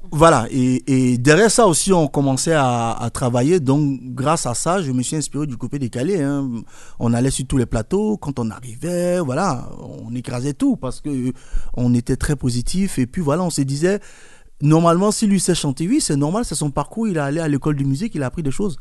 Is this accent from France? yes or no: no; Côte d’Ivoire; je suis né en Côte d'Ivoire, j'ai grandi en Côte d'Ivoire